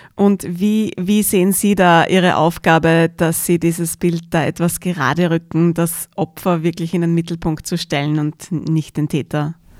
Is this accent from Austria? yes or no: yes; Austria; bei uns in Österreich, mitten in Europa